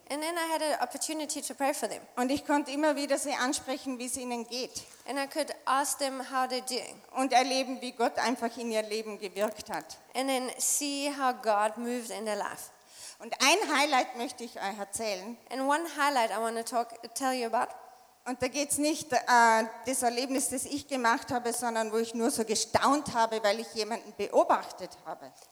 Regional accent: Tyrol, Austria; das Unglaubliche für mich als Österreicherin und speziell Tirolerin

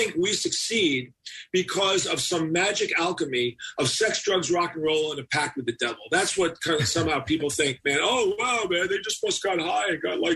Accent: New York City, New York, United States; I'm a New York kid

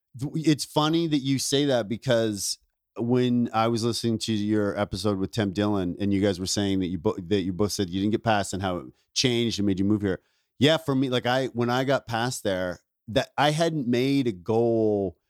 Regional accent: Ontario, Canada; moved away; also born or lived in Vancouver; I grew up in Ontario, but I started comedy in Vancouver

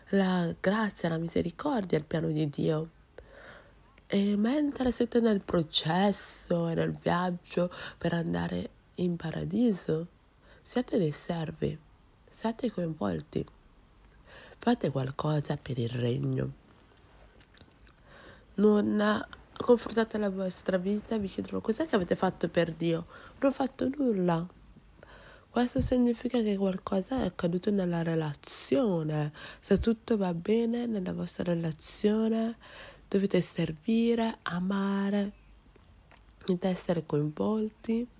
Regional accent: Nigeria; Italian is a second language; now in Rome, Italy; sono eh, quella che si occupa della produzione del culto, sono della Nigeria e sono una studente, eh, una studentessa qua a Roma

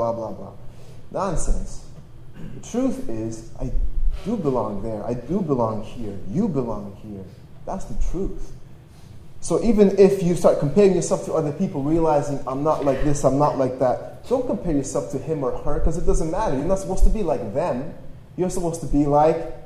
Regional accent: Toronto, Ontario, Canada; also born or lived in Poland / Austria; I was born in Poland. When I was 6 years old, my family escaped and moved to Austria for a few months, and then we moved to Toronto, Canada, and that's where I grew up.

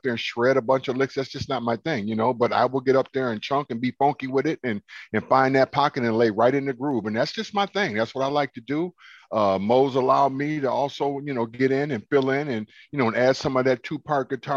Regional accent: Minneapolis, Minnesota, United States; It's something that you grow up with growing up in Minneapolis

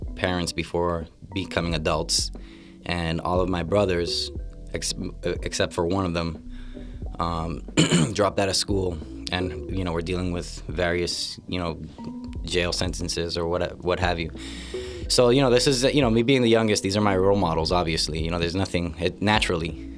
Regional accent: Lawrence, Massachusetts, United States; born and raised in Lawrence, Massachusetts

